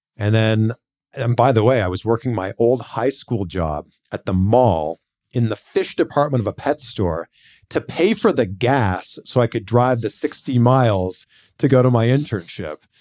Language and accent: English; Pickering, Ontario, Canada; born or raised there